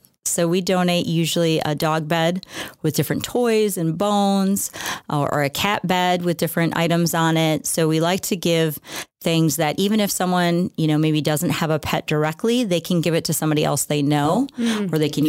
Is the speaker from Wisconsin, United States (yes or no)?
yes; La Crosse, Wisconsin, United States; I'm born and raised in La Crosse, lived here my entire life, which is a long time now that I think about my age.